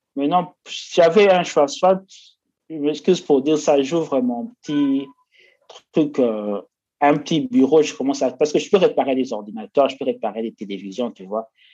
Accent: Kinshasa, DR Congo; moved away as an adult; now in India; je viens de la RDC, la République démocratique du Congo, précisément de Kinshasa

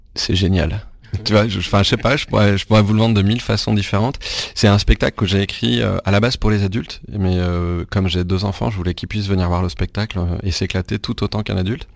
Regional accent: Rennes, Brittany, France; je suis né à Rennes, en Bretagne. Donc je suis, je suis, breton, pas pure souche, mais breton de naissance

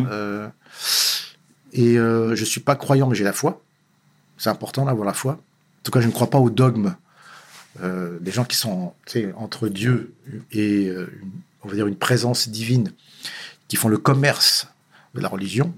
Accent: Paris, Île-de-France, France; je suis né à Paris, euh, né dans une famille correcte, modeste

